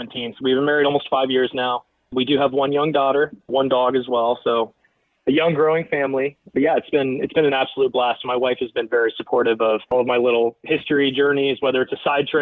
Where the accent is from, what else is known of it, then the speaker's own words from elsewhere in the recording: Indianapolis, Indiana, United States; moved away as an adult; now in Rhode Island, United States; I was raised in Indianapolis